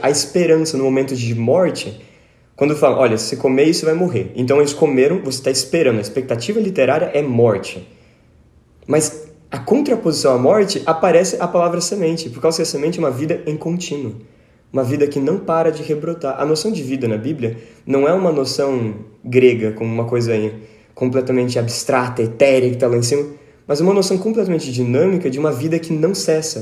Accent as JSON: {"language": "Portuguese", "town": "Tatuí", "region": "São Paulo", "country": "Brazil", "tie": "born or raised there", "lives_now": "Americana, Brazil", "said": "Eu sou natural de Tatuí, né? pequena cidade de Tatuí, capital dos doces caseiros, da música e capital ternura."}